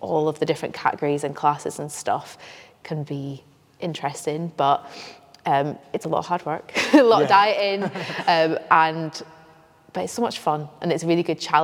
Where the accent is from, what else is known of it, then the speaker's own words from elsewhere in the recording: Scotland, United Kingdom; now in North East England, United Kingdom; I'm from Scotland. Yeah. Living in the northeast now